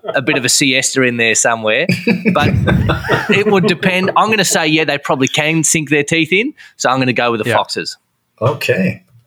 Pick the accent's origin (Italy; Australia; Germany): Australia; Hobart, Tasmania; we, we would call ourselves Hobartians